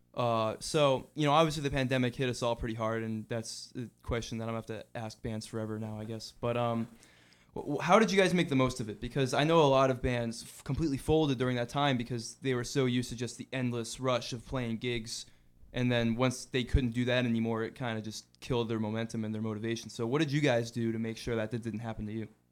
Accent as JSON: {"language": "English", "town": "Hingham", "region": "Massachusetts", "country": "United States", "said": "I'm from South Shore, Massachusetts myself"}